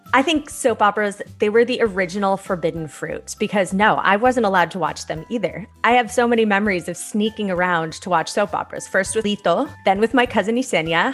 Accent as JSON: {"language": "English", "town": "Santa Barbara", "region": "California", "country": "United States", "tie": "born or raised there", "said": "I was born in Santa Barbara"}